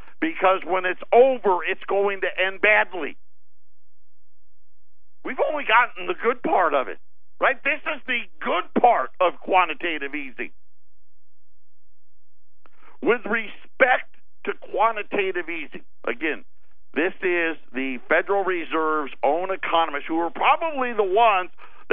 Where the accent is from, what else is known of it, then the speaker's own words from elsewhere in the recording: Syracuse, New York, United States; I grew up in Syracuse, right? The East Coast